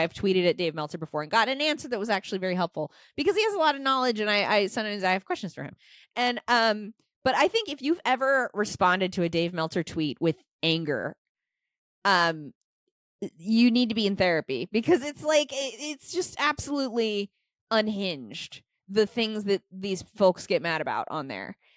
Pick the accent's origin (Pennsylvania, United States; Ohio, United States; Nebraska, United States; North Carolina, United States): Nebraska, United States; I'm from Nebraska